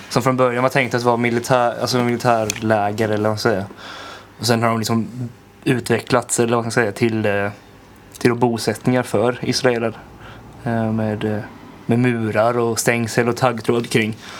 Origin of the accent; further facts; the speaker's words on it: Sweden; hemma i Sverige